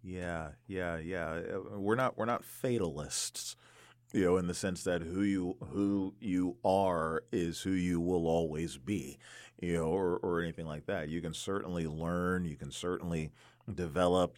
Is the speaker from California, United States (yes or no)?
no; DC area, Maryland, United States; I grew up in the Maryland, D C area